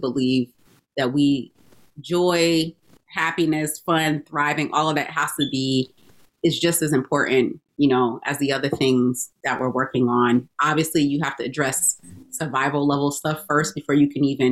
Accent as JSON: {"language": "English", "town": "Albany", "region": "New York", "country": "United States", "tie": "born or raised there", "also_born_or_lived": "Atlanta, Georgia", "moved": "as an adult", "lives_now": "Boston, United States", "said": "I grew up in Albany"}